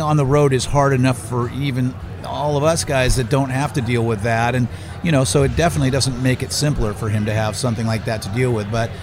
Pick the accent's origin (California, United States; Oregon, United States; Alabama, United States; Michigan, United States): California, United States; outside of San Francisco, Bay Area; I'm a Bay Area guy. I grew up outside of San Francisco